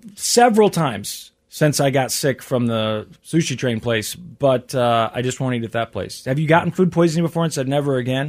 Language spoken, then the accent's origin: English; Midwest, United States; I'm from the Midwest